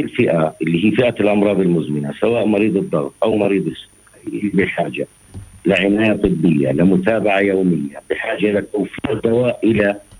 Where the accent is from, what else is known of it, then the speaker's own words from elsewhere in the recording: Palestine; عندنا في فلسطين